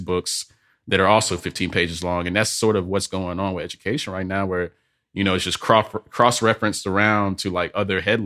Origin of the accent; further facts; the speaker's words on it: Birmingham, Alabama, United States; I'm from Birmingham, Alabama